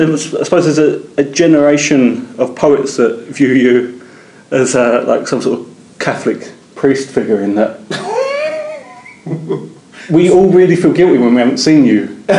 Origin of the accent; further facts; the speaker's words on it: London, United Kingdom; we're both from South London